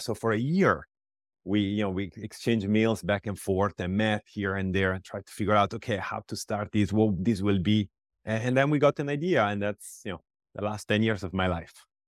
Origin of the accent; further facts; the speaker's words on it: Pisa, Tuscany, Italy; moved away as an adult; also born or lived in Iowa City, United States; I come from Italy